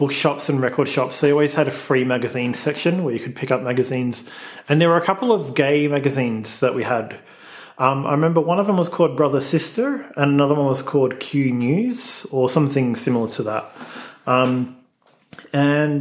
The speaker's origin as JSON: {"language": "English", "town": "Melbourne", "region": "Victoria", "country": "Australia", "tie": "born or raised there", "said": "I grew up in Melbourne, Australia. I grew up in the northern suburbs in the very sort of suburban Bogan area"}